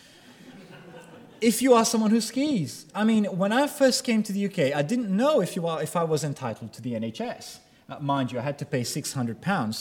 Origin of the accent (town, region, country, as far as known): Brazil; now in United Kingdom